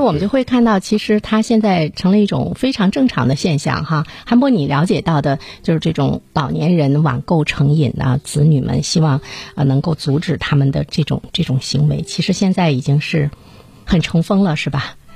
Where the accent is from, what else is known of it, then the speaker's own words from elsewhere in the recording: China; 我们中国人很聪明